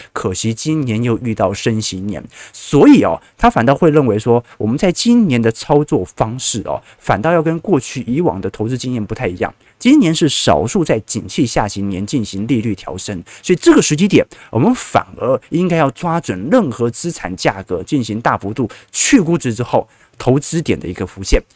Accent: Taiwan; accent: Taiwanese; 他一听我口音就说，嗯，你不是本地人吧？哦，那我心就慌了嘛，就说我可是道道地地的北京人呐。哦，他说你肯定是台湾人。

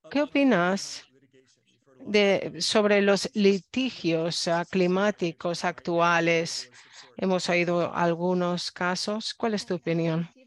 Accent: Philippines; Spanish is a second language; Yo crecí en Filipinas y el tema del cambio climático no era fácil, pero ahora veo cómo suben los niveles del mar

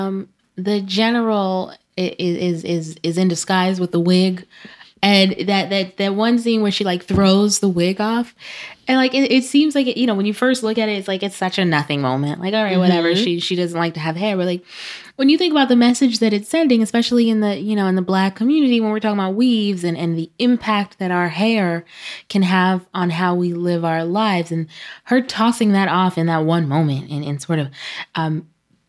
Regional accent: New York City, New York, United States; I'm from Brooklyn

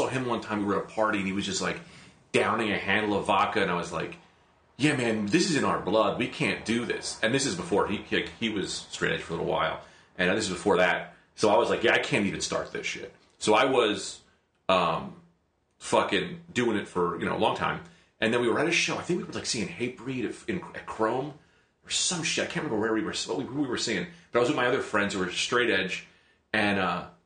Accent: Bloomfield, New Jersey, United States; I grew up in Bloomfield, New Jersey

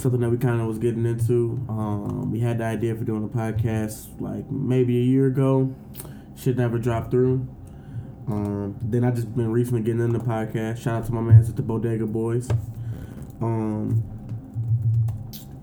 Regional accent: Detroit, Michigan, United States; now in Chicago, United States; we're all from Detroit, but I stay out in Chicago

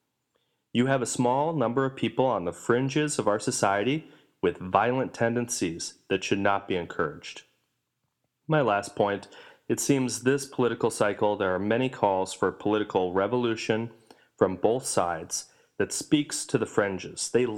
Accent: Minneapolis, Minnesota, United States; beautiful Minneapolis, Minnesota, my hometown

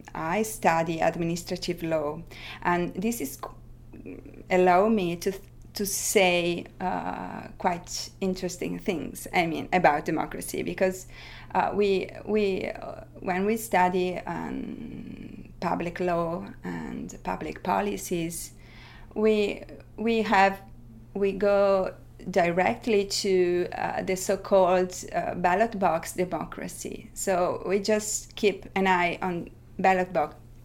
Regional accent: Italy; I come from Italy

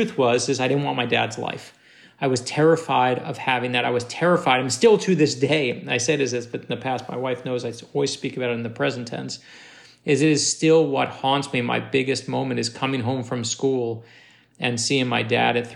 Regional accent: New York City, New York, United States; moved away; also born or lived in North Miami Beach, Florida / Boston; I grew up in Brooklyn, New York

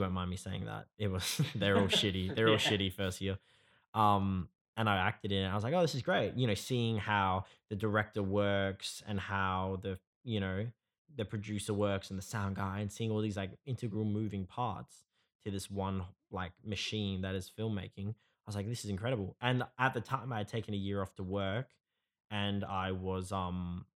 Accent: Perth, Western Australia, Australia; I was born in Perth. I grew up here

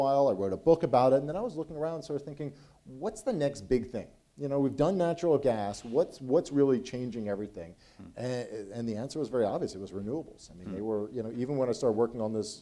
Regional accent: Philadelphia, Pennsylvania, United States; moved away as an adult; now in Texas, United States; I came from Philadelphia, where we don't really have much wind

